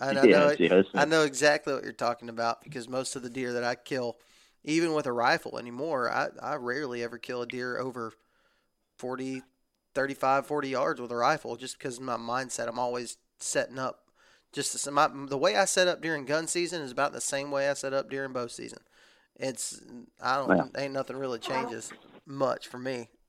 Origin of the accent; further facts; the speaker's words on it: Texas, United States; This is just how I was raised in the South. I was raised in Texas, and our rifle season is long. And then I moved to Alabama.